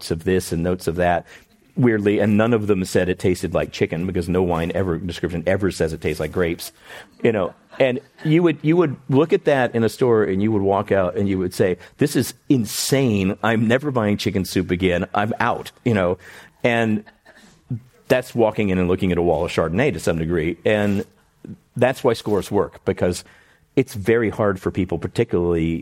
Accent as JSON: {"language": "English", "town": "Houston", "region": "Texas", "country": "United States", "tie": "born or raised there", "moved": "yes", "said": "in Houston where I grew up"}